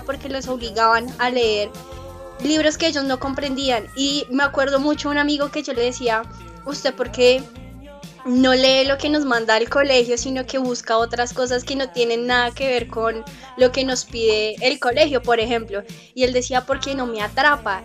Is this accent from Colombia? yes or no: yes; Colombia